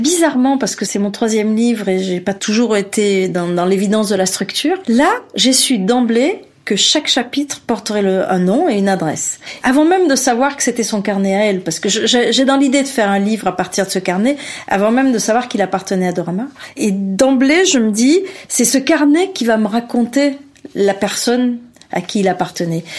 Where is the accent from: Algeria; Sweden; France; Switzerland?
Algeria; je suis né en Algérie